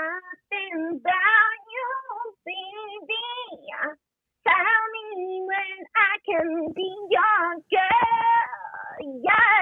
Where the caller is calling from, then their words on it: Los Angeles, California, United States; I'm calling from LA.